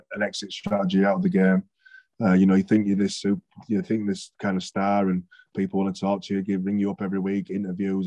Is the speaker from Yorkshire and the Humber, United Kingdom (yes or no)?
yes; Bradford, Yorkshire and the Humber, United Kingdom; I'm from Bradford, but I'm from a little 2-3-bedroom terraced house in Bradford.